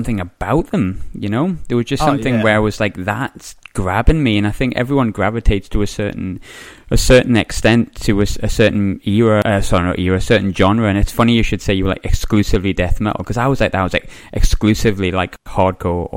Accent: Sunderland, North East England, United Kingdom; moved away; I'm from Sunderland originally

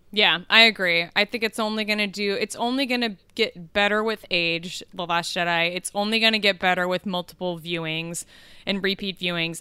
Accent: Kansas City, United States; moved away; I grew up in Kansas City

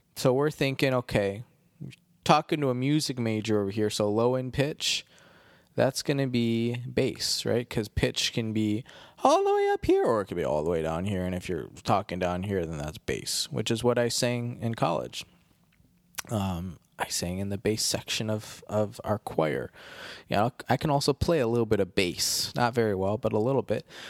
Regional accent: Midwest, United States; accent: Midwestern; also born or lived in Baltimore; now in Chicago, United States; People always make fun of the way I say sorry 'cause of my Midwestern accent

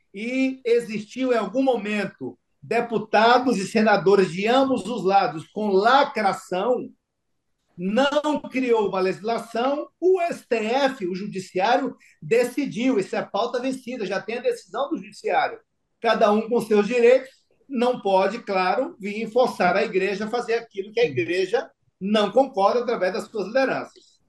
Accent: Brazil; Eu sou brasileiro.

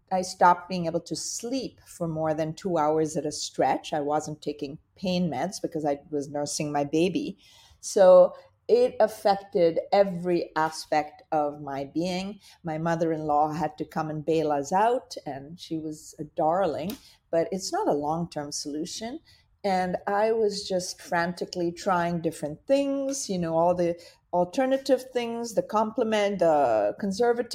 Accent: India; moved away; when I was a child, I grew up in India. And my father being Indian, my mother being Dutch

